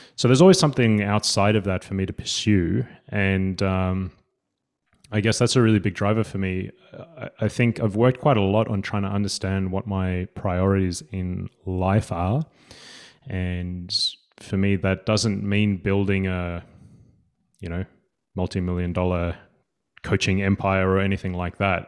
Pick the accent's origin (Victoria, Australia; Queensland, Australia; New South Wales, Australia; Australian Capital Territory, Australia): New South Wales, Australia; Sydney; accent: Australian; moved away as an adult; now in Gothenburg, Sweden; I am a coach from Australia. I uh, grew up in Sydney